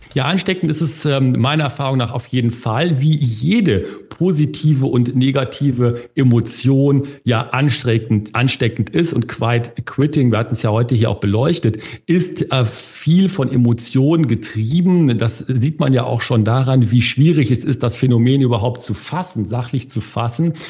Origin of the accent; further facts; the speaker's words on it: Germany; bei uns in Deutschland